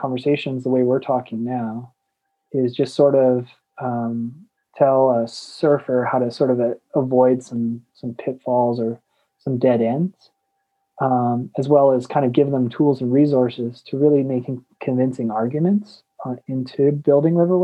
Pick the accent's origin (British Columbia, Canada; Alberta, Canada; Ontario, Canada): Alberta, Canada; Okotoks; I'm from Okotoks, so it's just south of Calgary